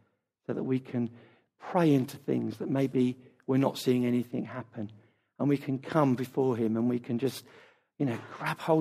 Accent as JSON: {"language": "English", "country": "United Kingdom", "said": "our culture as British people"}